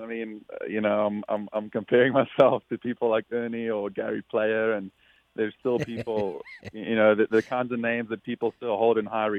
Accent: South Africa; someone I looked up to a lot, especially being South African.

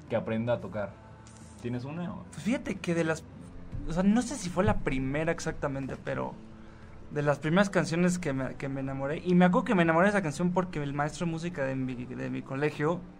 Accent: Mexico City, Mexico; Nací aquí. No has vivido en otras otra ciudad. Este, no, siempre aquí en el DF, mm. en la CDMX ahora.

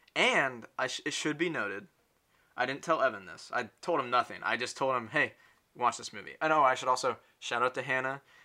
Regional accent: United States; I'm American

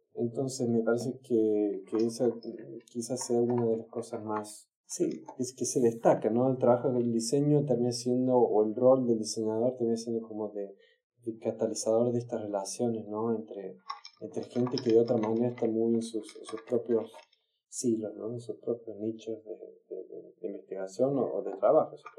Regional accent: Córdoba, Argentina; moved away as an adult; now in Stockholm, Sweden; soy de Córdoba, vivo en Estocolmo desde hace casi 20 años, llegué en el año 2000

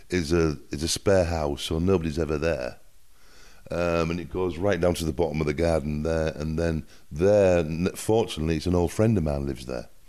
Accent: England, United Kingdom; accent: northern English; But my accent is from the north of England, so it's a little bit different from the from the southern accent.

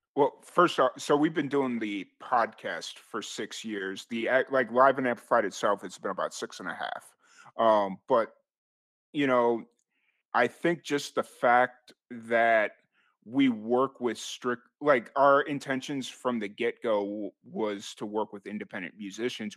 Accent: Chicago, Illinois, United States; moved away as an adult; also born or lived in Roswell, New Mexico; I'm originally from Chicago, or the south side of Chicago.

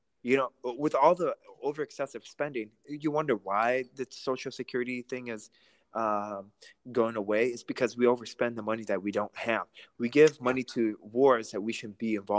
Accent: Russia; now in United States; I grew up in, I was born in Russia, and I immigrated to America in 2006

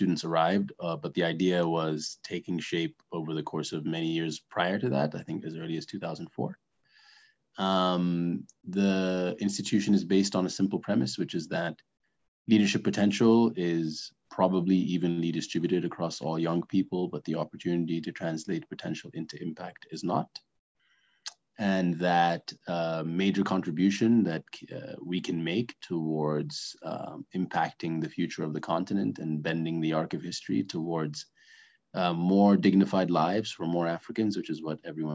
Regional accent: Cairo, Cairo Governorate, Egypt; moved away; also born or lived in Sudan; I'm from Sudan by nationality, but I grew up primarily in Cairo, Egypt. That's the place where I feel the most local.

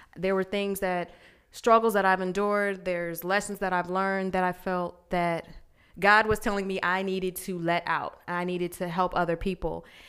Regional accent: Glendale, Arizona, United States; moved away as an adult; also born or lived in Virginia; I was born in Virginia, but I was raised in the good old sunny Glendale, Arizona.

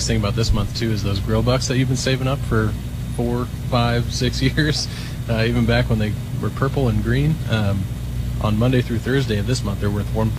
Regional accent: Iowa, United States; You know, we're from Iowa.

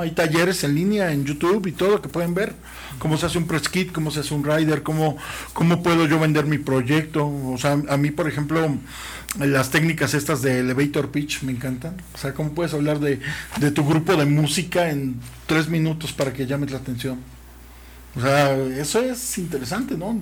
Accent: Mexico; como mexicanos

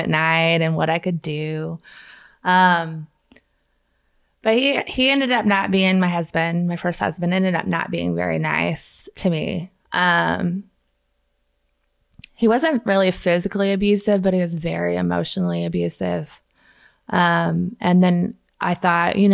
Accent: Kansas City, United States; now in Vandalia, United States; I'm from Kansas City, and I somehow ended up in Vandalia, Missouri

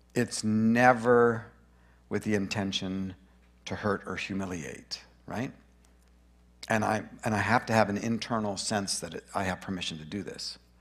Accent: Grand Prairie, Alberta, Canada; also born or lived in Boring, Oregon; now in Brush Prairie, United States; I was born in Grand Prairie, Alberta.

